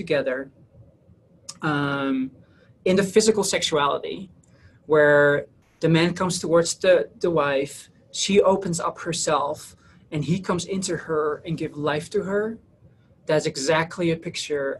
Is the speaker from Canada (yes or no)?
no; Netherlands; moved away; I'm originally from the Netherlands. That's where I grew up.